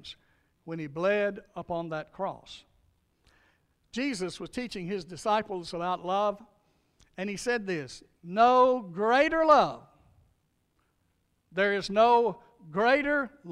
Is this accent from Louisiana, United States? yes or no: yes; North Louisiana, United States; now in Meade County, United States; I grew up in Louisiana, a little dirt road, North Louisiana, called Buckskin Road